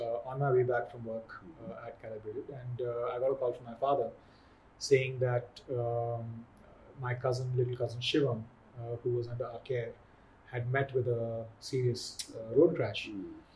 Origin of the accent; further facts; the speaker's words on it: Agra, Uttar Pradesh, India; I grew up on KRA Air Force Base outside Agra, watching paratroopers coming down.